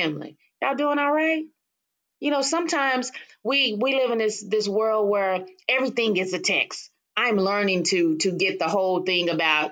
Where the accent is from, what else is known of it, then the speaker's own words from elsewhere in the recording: Waco, Texas, United States; I'm from Waco, Texas